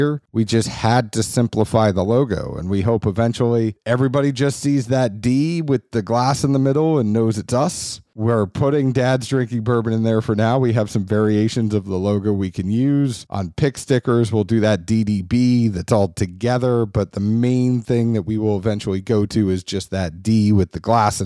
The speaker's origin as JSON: {"language": "English", "region": "New England", "country": "United States", "said": "I'm from New England"}